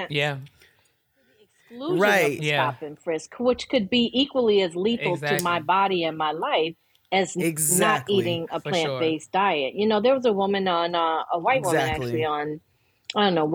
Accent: Buffalo, New York, United States; I grew up in Buffalo

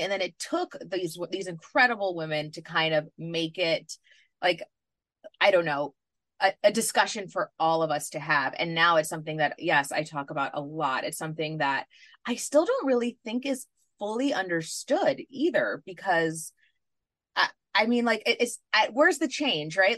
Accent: New York City, New York, United States; I grew up in New York City

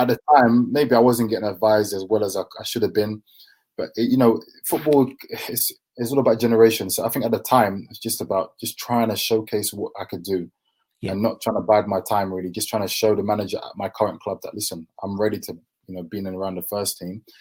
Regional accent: London, United Kingdom; we grew up in Deptford, Lewisham, so it's quite near the Millwall area

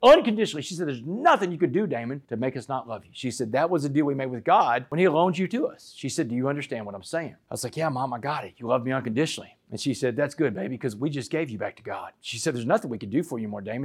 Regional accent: Port Arthur, Texas, United States; I grew up in Port Arthur, Texas

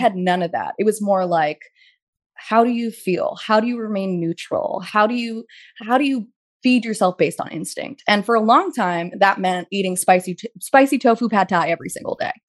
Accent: Pasadena, California, United States; moved away as an adult; also born or lived in New York; being in Pasadena

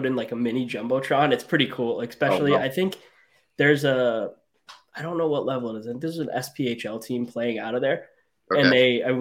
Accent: Rhode Island, United States; I grew up in Rhode Island

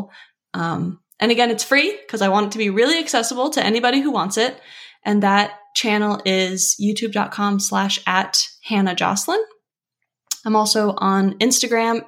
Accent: Los Angeles, California, United States; moved away as an adult; also born or lived in Pacific Northwest; I grew up in LA, I went to college on the central coast of California

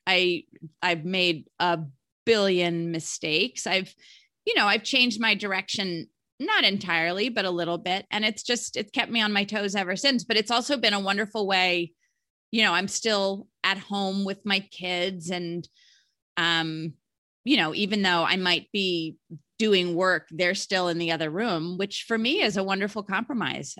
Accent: Alexandria, Virginia, United States; also born or lived in Charlottesville, Virginia; I was actually born in Charlottesville, Virginia. No, that's not where I was named, but I grew up in Alexandria, Virginia

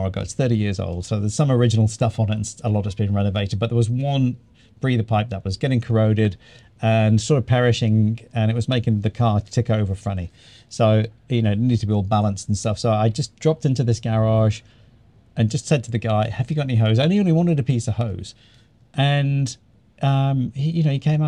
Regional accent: New Zealand; now in Greece; we're actually from New Zealand

